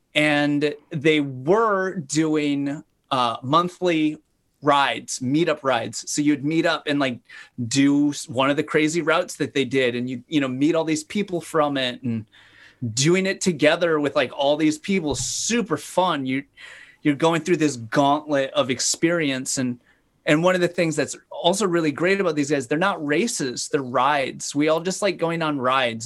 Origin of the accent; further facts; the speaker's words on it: Fargo, North Dakota, United States; moved away as an adult; also born or lived in Sacramento, California; I grew up in Fargo, North Dakota.